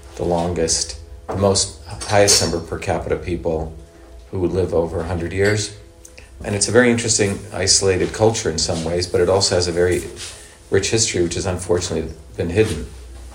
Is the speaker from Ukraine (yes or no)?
no; India; now in United States; I grew up in India